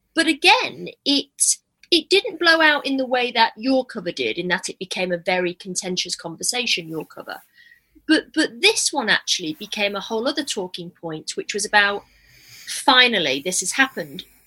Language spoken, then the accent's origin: English; Manchester, North West England, United Kingdom; now in London, United Kingdom; I'm from Manchester originally